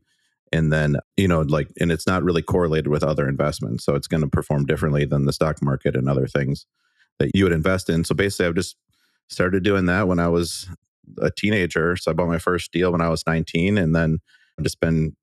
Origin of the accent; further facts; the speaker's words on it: Waukesha, Wisconsin, United States; I'm from the Milwaukee area. So I grew up in a city called Waukesha, Wisconsin